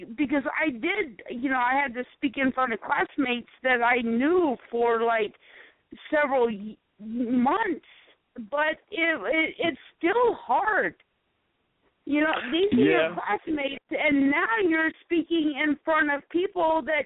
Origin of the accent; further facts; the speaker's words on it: South Carolina, United States; moved away; also born or lived in Michigan; I come from South Carolina